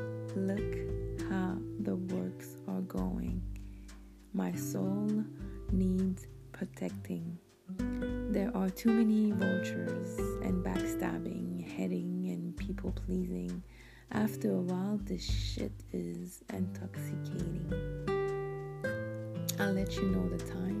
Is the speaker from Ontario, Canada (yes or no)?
no; Montreal, Quebec, Canada; English is a second language; I'm from the beautiful city of Montreal, Canada. So this is the reason why I have an accent. I speak French fluently, and English is my second language.